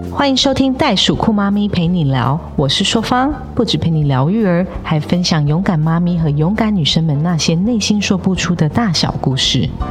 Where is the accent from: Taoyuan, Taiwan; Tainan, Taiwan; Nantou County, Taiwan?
Taoyuan, Taiwan; 我们桃园人最爱逛的南门市场